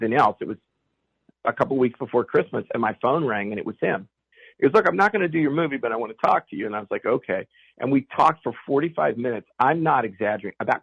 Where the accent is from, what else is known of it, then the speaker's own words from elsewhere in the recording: Fairmont, West Virginia, United States; where I grew up in Reevesville, West Virginia, Fairmont, West Virginia